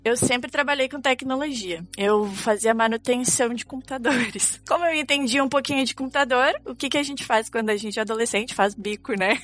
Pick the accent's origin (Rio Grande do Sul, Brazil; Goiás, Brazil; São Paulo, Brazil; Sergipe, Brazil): Rio Grande do Sul, Brazil; Cachoeira do Sul; Eu sou do interior do Rio Grande do Sul, lá bem do interior mesmo, Cachoeira do Sul